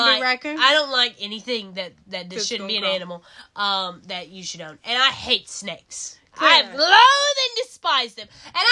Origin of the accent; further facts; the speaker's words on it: North Carolina, United States; We're born and bred. We're born and bred in North Carolina.